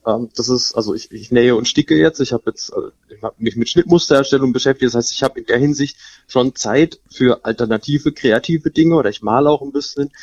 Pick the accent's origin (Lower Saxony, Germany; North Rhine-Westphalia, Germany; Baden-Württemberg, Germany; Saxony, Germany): Baden-Württemberg, Germany; Elchesheim-Illingen; ich bin eigentlich aufgewachsen in Elchesheim-Bieling, habe dann Großteil meines Lebens verbracht